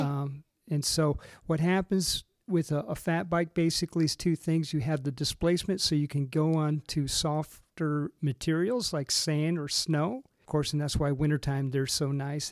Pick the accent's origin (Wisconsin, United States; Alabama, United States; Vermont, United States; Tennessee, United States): Wisconsin, United States; Racine; moved away; also born or lived in Michigan / Texas; I was originally from, uh, Racine, Wisconsin, ended up in Michigan.